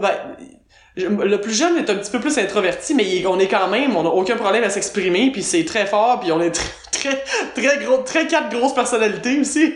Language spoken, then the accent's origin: French; Quebec, Canada; moved away as an adult; on retourne au Québec